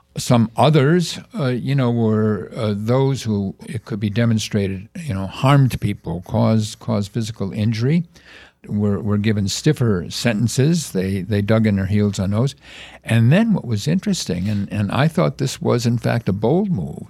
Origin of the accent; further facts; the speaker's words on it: Chicago, Illinois, United States; I was born in Chicago